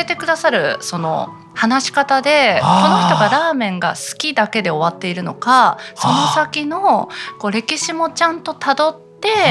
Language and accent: Japanese; Ichinomiya, Aichi, Japan; 私その愛知県一宮市出身なんで東海エリアの